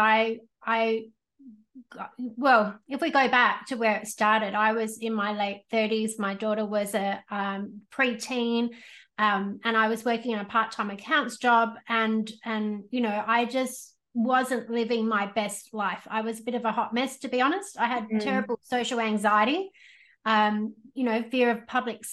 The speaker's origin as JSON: {"language": "English", "country": "Australia", "tie": "born or raised there", "said": "I was born in Australia, but all my cousins and stuff were born in the UK"}